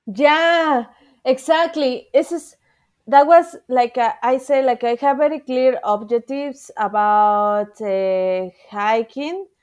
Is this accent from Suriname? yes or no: no; Mexico City, Mexico; English is a second language; I'm from Mexico City